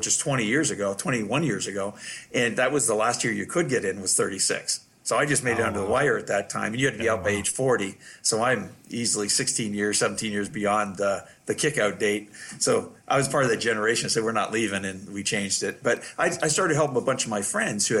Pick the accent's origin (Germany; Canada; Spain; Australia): Canada; moved away as an adult; now in United States; as a Canadian physician coming here with my wife, who's a family physician